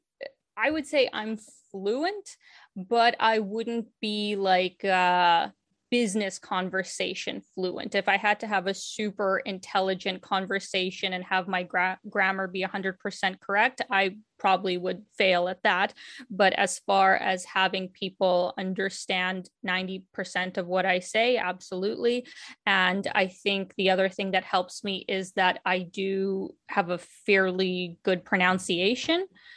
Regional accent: Ukraine; born there; not only because I was born in Ukraine and speak Russian.

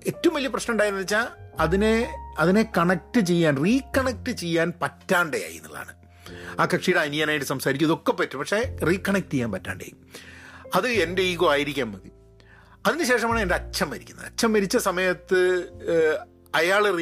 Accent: Dubai, United Arab Emirates; ഞങ്ങൾ ദുബായിലാണ് ഞാൻ ചെറുതാകുമ്പോൾ വളർന്നത്

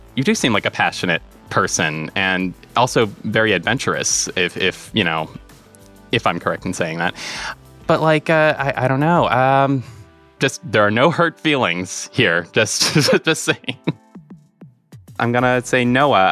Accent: Marshfield, Massachusetts, United States; I'm 27 from Marshfield, Massachusetts.

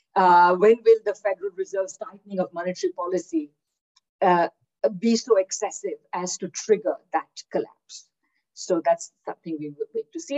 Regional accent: India; moved away as an adult; also born or lived in Kingston, Ontario, Canada / Victoria, Canada; now in Manitoba, Canada; I'm originally from India, where I did my undergraduate

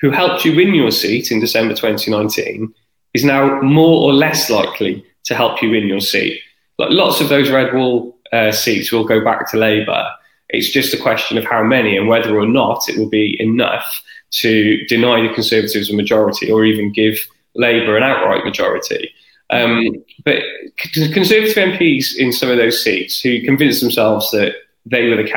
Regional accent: South Wales, United Kingdom; I'm from South Wales

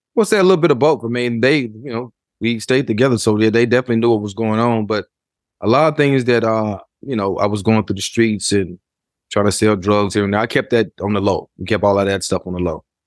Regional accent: Memphis, Tennessee, United States; as I was growing up in Memphis

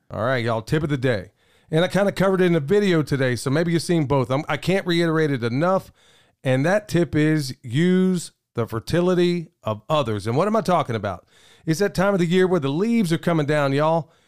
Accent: Oklahoma, United States; where I grew up in Oklahoma

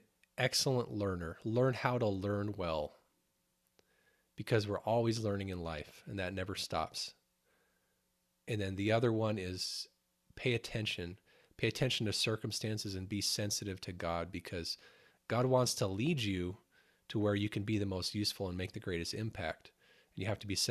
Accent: Phoenix, Arizona, United States; moved away; I was born in Phoenix and raised mostly there.

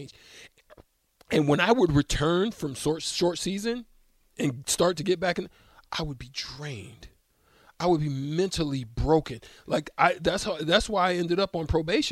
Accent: Auburn, Alabama, United States; I was born in Auburn

